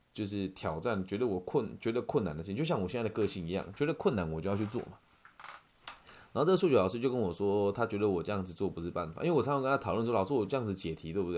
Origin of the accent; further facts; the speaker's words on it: Changhua County, Taiwan; moved away; 回到我们的家乡啊，就在彰化。我在家乡开着我的小车车，然后经过了我小时候就读的初中，然后去看我同学开的饮料店，然后经过我小时候会走的路